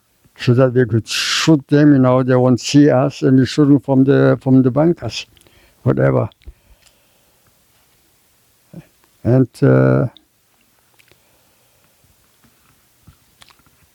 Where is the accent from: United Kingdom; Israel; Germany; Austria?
Germany; moved away; also born or lived in Ukraine; I was born in Germany